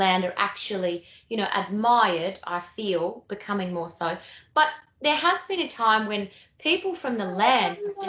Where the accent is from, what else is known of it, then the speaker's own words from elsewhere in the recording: Bambam Springs, Queensland, Australia; I'm from Bambam Springs in Queensland